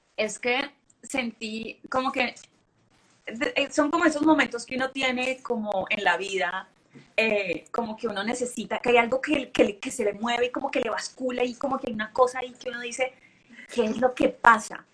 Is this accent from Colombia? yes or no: yes; Cali, Valle del Cauca, Colombia; Yo soy de Colombia, pero pues no soy la típica, sí, colombiana